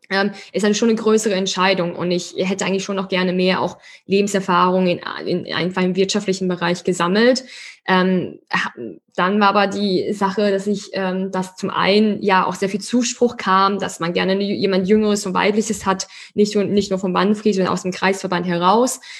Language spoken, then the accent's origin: German; Schwetzingen, Baden-Württemberg, Germany; wir kommen ja wirklich beide aus Schwetzingen, aus der gleichen Stadt